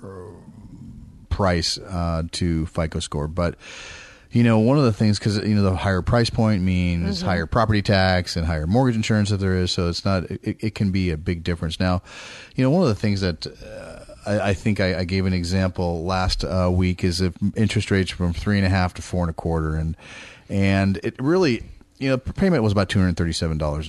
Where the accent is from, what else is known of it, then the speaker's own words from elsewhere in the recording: East Bay, California, United States; moved away; I'm from the Bay Area, grew up in the East Bay